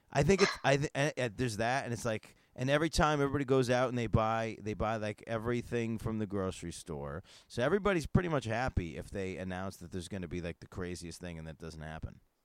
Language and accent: English; Northeast, United States; I'm from the I'm from the Northeast